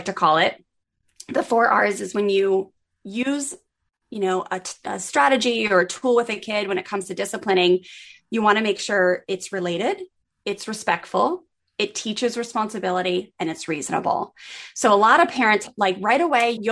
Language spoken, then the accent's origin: English; Maryland, United States; I grew up in on the East Coast in Maryland